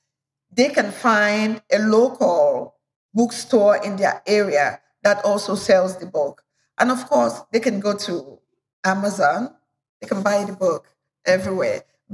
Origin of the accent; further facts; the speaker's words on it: Cameroon; also born or lived in Nigeria; And the notion that our cultural food, I come from Cameroon and Nigeria, the notion that our cultural food is not as healthy, it's so wrong